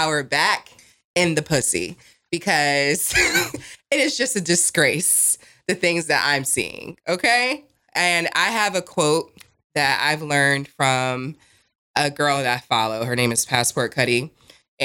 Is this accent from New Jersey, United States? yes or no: yes; New Jersey, United States; also born or lived in Las Vegas; now in Raleigh, United States; I'm from Jersey